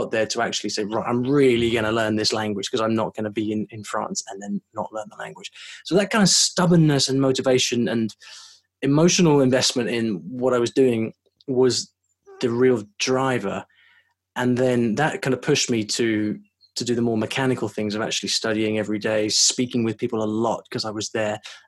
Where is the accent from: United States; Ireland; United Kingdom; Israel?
United Kingdom; also born or lived in London; I'm from the UK